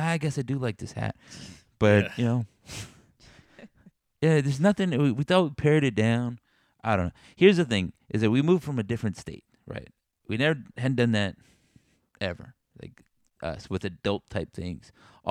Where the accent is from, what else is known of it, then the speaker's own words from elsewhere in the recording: Texas, United States; now in Missouri, United States; We're like from Texas, and they're like, wow, tell me more about Texas.